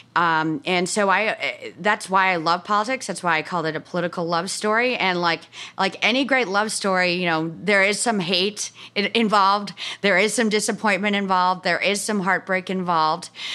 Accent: Bronxville, New York, United States; I'm from Bronx, Hill, New York, uh, you know, a suburb thirty minutes north of New York City

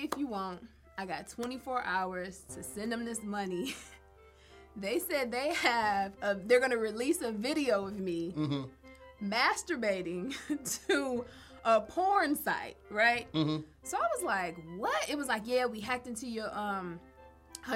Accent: Detroit, Michigan, United States; I'm from Detroit.

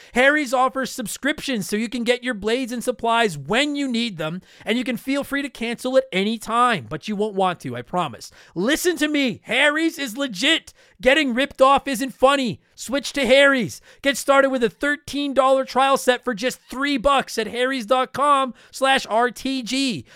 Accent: Canada; I'm from Canada.

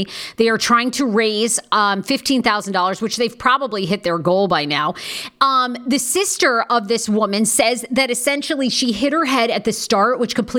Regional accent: Maine, United States; I grew up in Maine

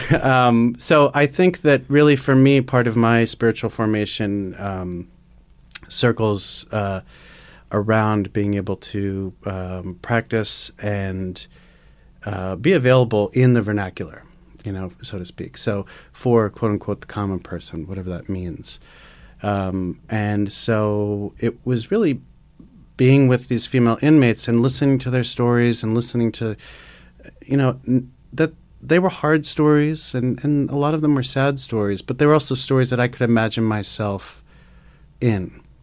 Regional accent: New York City, New York, United States; growing up in Manhattan, uh, in the time that I did, in the early eighties

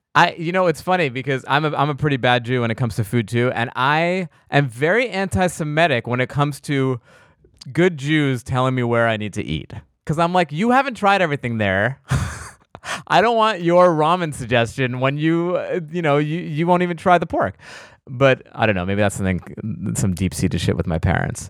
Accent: East Coast, United States; I'm from the East Coast

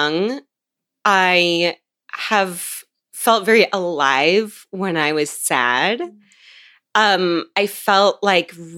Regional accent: Seattle, Washington, United States; I grew up in Seattle

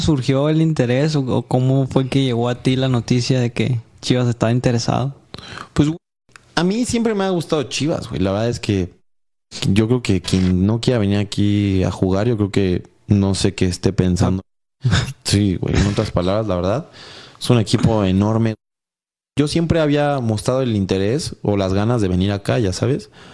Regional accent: Mexico; somos puros mexicanos

